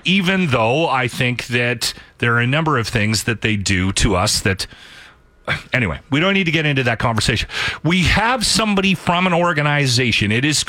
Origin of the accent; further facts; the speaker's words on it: Canada; If somebody asked me where I'm from, I would go Canada. Like, I'm a Canadian.